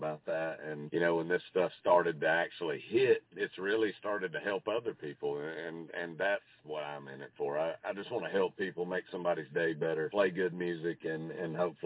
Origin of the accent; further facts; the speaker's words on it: Jasper, Georgia, United States; I'm from Jasper, which Talking Rock and Jasper, you might as well call it the same place